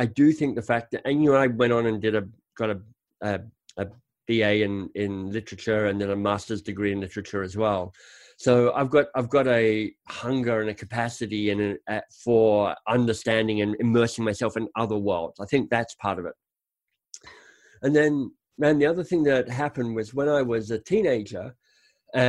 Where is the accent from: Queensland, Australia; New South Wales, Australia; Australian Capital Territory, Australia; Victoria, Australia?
Australian Capital Territory, Australia; Canberra; moved away; I grew up in Canberra, the much mocked Canberra, but honestly, I loved growing up in Canberra.